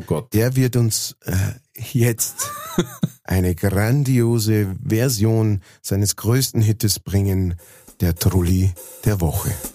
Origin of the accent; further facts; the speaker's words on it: Lower Bavaria, Germany; accent: Lower Bavarian; ich äh, halt niederbayerisch singe